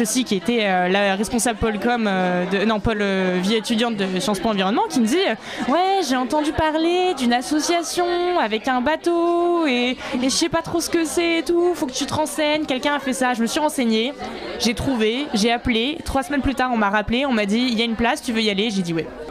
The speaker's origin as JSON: {"language": "French", "region": "Brittany", "country": "France", "said": "je viens de Bretagne"}